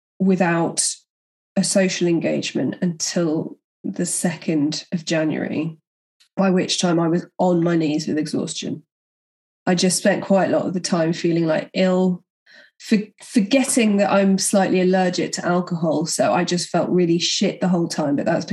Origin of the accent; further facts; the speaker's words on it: London, United Kingdom; do you think people will know I'm from London?